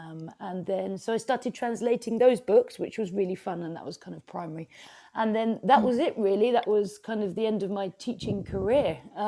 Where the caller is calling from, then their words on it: Brighton, South East England, United Kingdom; So I'm in Brighton, on the south coast of the UK.